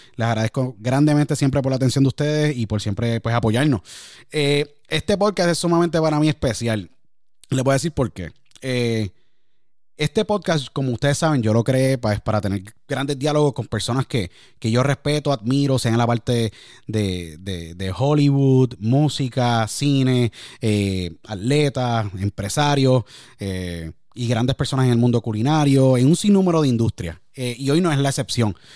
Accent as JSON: {"language": "Spanish", "town": "San Juan", "country": "Puerto Rico", "tie": "born or raised there", "said": "me crié en Puerto Rico, en San Juan"}